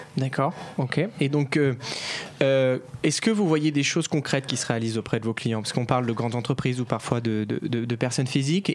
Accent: France; on est français

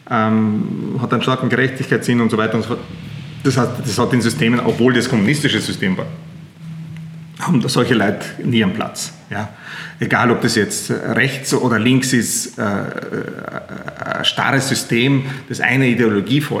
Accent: Leskovac, Central Serbia, Serbia; ich komme aus Zentralserbien unten, Leskovac, Skrdelica, direkt auf der Autobahn nach Griechenland. Also alle, die, die, mit dem Auto nach Griechenland fahren, damit kennen unser Dorf.

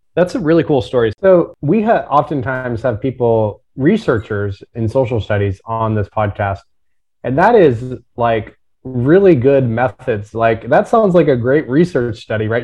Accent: Tulsa, Oklahoma, United States; I'm from Tulsa and grew up very close to where the race massacre happened

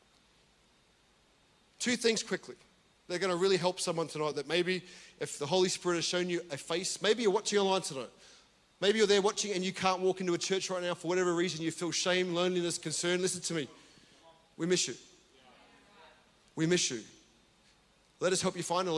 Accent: Australia; I'm from Australia

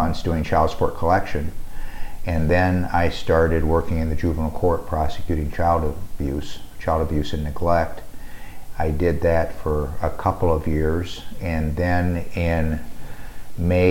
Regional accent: Sioux City, Iowa, United States; moved away as an adult; now in Omaha, United States; I grew up in Sioux City, Iowa, and graduated from high school in Sioux City.

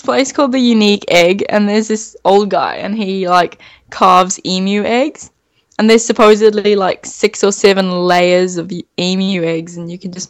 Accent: Zimbabwe; now in St. George, Australia; Yeah, I'm from Zimbabwe originally

